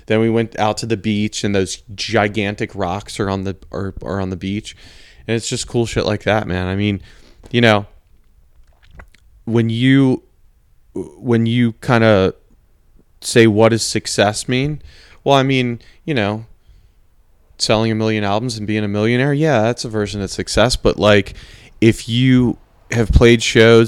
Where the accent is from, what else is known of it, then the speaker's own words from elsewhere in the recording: East Coast, United States; growing up on the East Coast